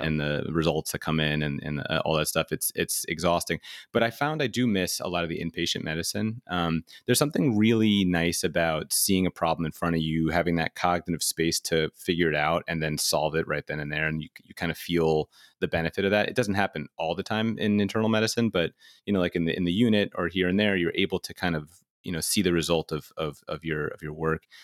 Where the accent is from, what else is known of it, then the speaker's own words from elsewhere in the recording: New York City, New York, United States; also born or lived in Philadelphia; and then I'm from New York City, so I went home